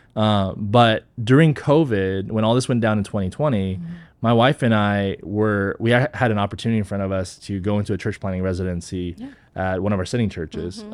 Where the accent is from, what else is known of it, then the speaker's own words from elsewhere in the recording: Texas, United States; also born or lived in South Korea; came to the States when I was five